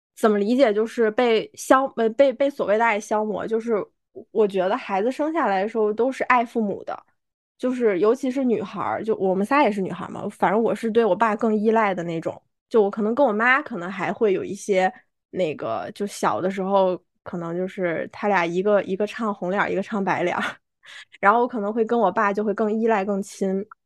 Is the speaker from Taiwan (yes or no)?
no; China; 我们中国人